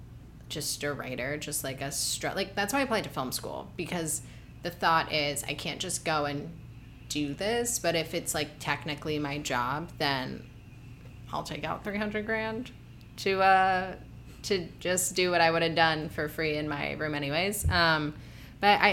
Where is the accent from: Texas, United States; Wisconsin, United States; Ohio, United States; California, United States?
Ohio, United States; moved away as an adult; also born or lived in New York; now in Los Angeles, United States; I grew up very confused in Ohio.